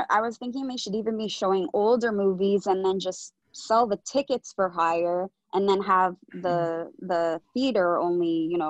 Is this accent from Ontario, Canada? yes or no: no; Vancouver, British Columbia, Canada; I'm from Vancouver, so we have the beaches and the mountains.